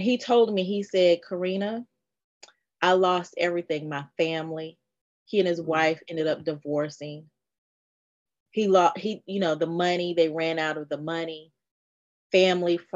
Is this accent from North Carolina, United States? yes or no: yes; North Carolina, United States; I'm from North Carolina